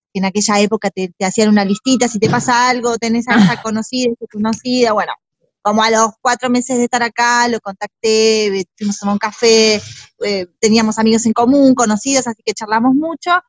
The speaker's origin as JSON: {"language": "Spanish", "town": "Burzaco", "region": "Buenos Aires Province", "country": "Argentina", "tie": "born or raised there", "also_born_or_lived": "Spain", "moved": "as an adult", "said": "nací en Buenos Aires, Argentina, viví en la provincia de Buenos Aires toda mi infancia y mi adolescencia, súper feliz en Bursaco"}